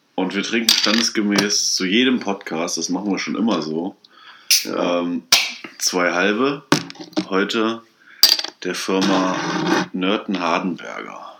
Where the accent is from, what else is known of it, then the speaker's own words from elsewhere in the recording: Kassel, Hesse, Germany; wir kommen aus Kassel